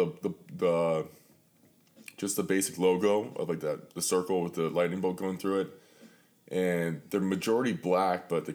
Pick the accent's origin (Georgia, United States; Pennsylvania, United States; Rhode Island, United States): Pennsylvania, United States; Pittsburgh; born and raised in Pittsburgh